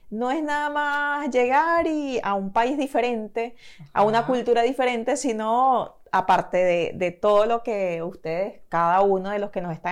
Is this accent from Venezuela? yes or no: yes; Venezuela; also born or lived in Caracas / Margarita / Puerto La Cruz / Barquisimeto; Yo me crié también, bueno, estando en Venezuela, yo viví en, o sea, yo nací en Caracas, viví en Margarita, luego viví en Puerto La Cruz, luego en Guarena, Guatire, Caracas